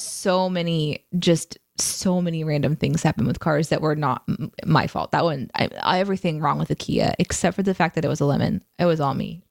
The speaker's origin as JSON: {"language": "English", "region": "Midwest", "country": "United States", "said": "I am from the Midwest"}